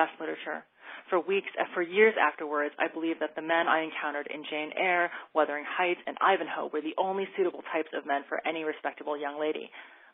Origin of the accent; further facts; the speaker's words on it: Taiwan; now in United States; my home country